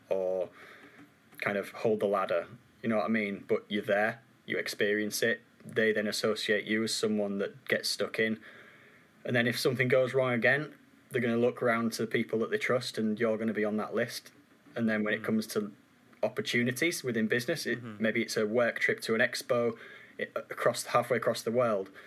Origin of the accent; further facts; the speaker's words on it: Yorkshire and the Humber, United Kingdom; accent: Yorkshire; I loved having my Yorkshire accent, and the more time I've spent up in Cheshire, it just keeps getting.